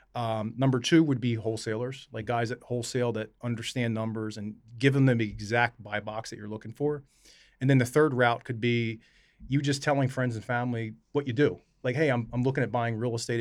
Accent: Camden, New Jersey, United States; my mom was born and raised in Camden. I was born in Camden

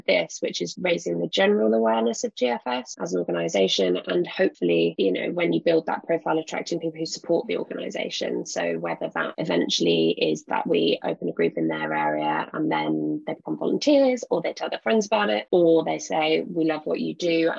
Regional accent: London, United Kingdom; I grew up in London

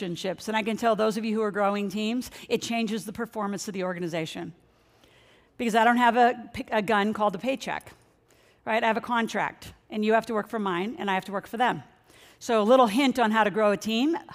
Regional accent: Nebraska, United States; moved away as an adult; also born or lived in New Orleans / San Francisco; Growing up in Nebraska

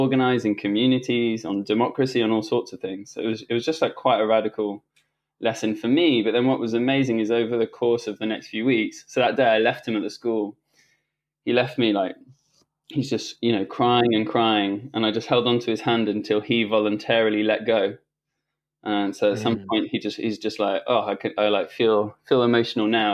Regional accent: France; I grew up in school in France.

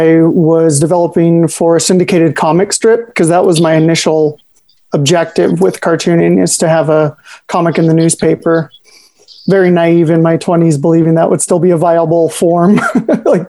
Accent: Salinas, California, United States; I grew up in Salinas

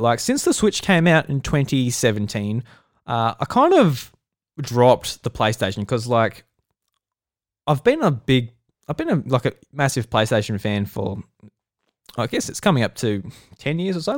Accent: Australia; I'm Australian, I'm in Australia

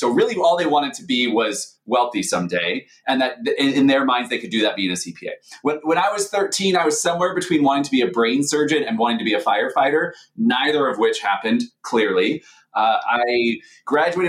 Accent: Seattle, Washington, United States; moved away; I grew up in Seattle, Washington, where snow is kind of like what you're describing.

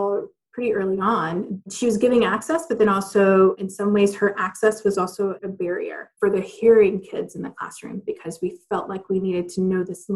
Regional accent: Athens, Georgia, United States; So I'm originally from Athens, Georgia, which is a college town in Georgia

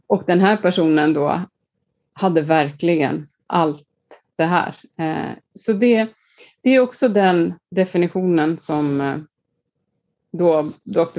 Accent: Iceland; moved away; jag är född och uppvuxen på Island

